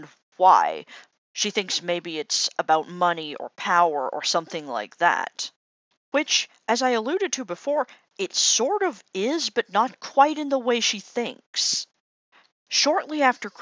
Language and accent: English; Canada; as a Canadian